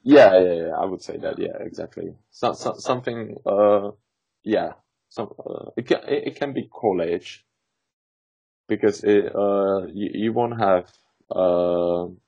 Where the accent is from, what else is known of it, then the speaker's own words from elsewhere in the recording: Czechia; English is a second language; now in England; um, we are from Czech Republic basically, as you may know, uh, and I lived in England for uh, two and a half years now